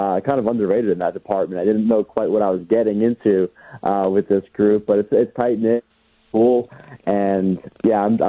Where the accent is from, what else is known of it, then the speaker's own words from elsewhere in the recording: New York City, New York, United States; moved away; also born or lived in Florida; growing up in New York City